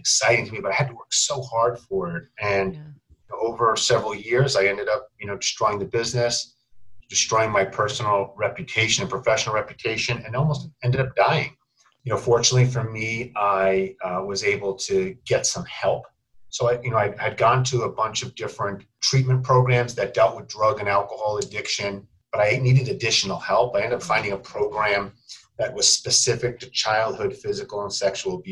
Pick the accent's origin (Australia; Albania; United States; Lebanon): United States; New York; I grew up in New York